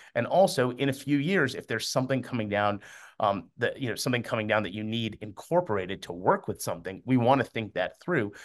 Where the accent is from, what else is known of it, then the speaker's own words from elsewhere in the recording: Miami, Florida, United States; also born or lived in Amman, Jordan; I was born in Amman, Jordan, and I moved here to Miami when I was three